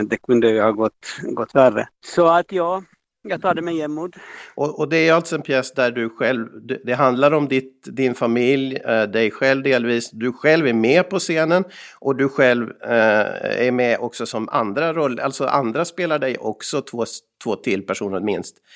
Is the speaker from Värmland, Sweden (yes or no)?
yes; Molkom, Värmland, Sweden; Och jag själv kommer från eh, Värmland ibland när jag kommer från Molkom där jag brukar sitta och göra podcast med Erik.